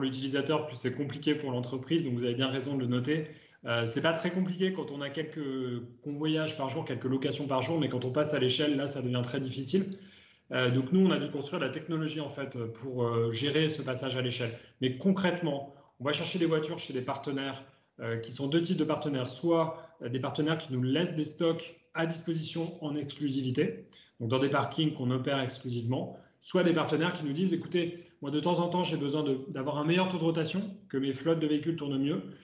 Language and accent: French; Ardèche, Auvergne-Rhône-Alpes, France; je viens d'Ardèche. Donc, euh, ma première voiture, c'était en Ardèche quand j'avais juste eu mon permis à 18 ans